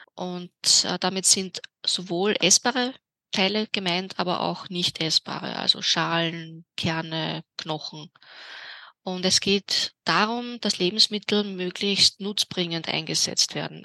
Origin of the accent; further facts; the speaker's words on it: Vienna, Austria; in meiner Heimatstadt Wien